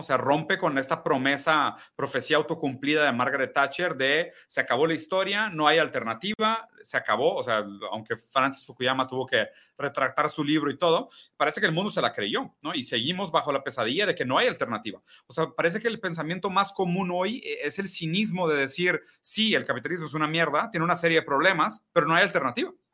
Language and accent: Spanish; Brazil; moved away; also born or lived in Mexico City; yo siendo brasileño